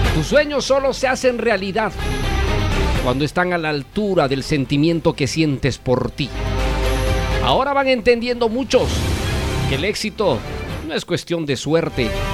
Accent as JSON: {"language": "Spanish", "region": "Cusco", "country": "Peru", "moved": "yes", "lives_now": "Lima, Peru", "said": "mi tierra querida y adorada de Cusco, Perú."}